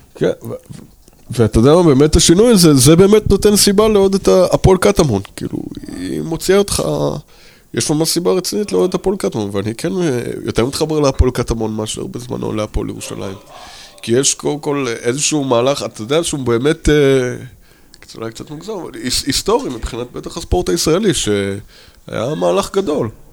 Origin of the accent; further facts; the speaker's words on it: New York, United States; נולדתי בניו יורק